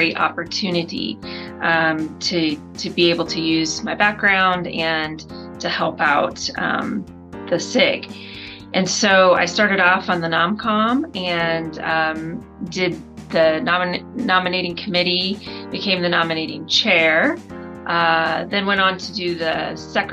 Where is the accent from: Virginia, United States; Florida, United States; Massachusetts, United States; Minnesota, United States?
Florida, United States; moved away as an adult; also born or lived in Birmingham, Alabama; now in Denver, United States; I am originally from Florida.